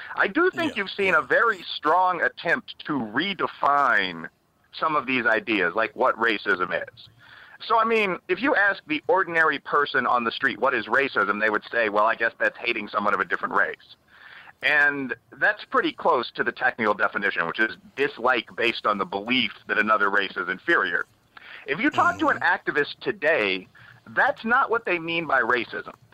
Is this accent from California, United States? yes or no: no; Chicago, Illinois, United States; moved away; I'm from the south side of Chicago. I'm from Bridgeport, which is a black and Irish mm-hmm. American sure. neighborhood.